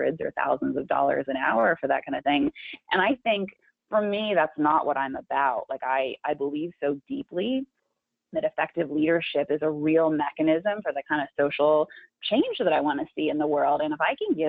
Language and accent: English; Big Sur, California, United States; growing up in Big